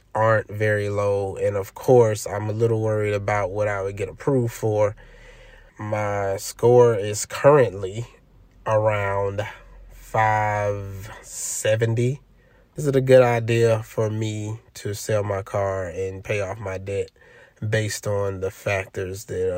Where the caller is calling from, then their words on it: Los Angeles, California, United States; Hello, Matt and Joel. … I'm calling from Los Angeles, California.